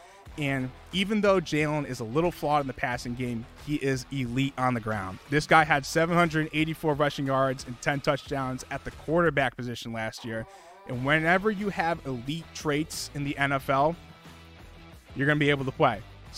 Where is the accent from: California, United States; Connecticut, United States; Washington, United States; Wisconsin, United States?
Connecticut, United States; I'm born and raised in Connecticut from the New England area.